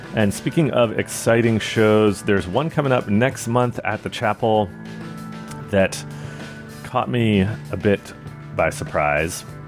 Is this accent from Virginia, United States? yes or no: yes; Richmond, Virginia, United States; now in San Francisco, United States; my hometown of Richmond, Virginia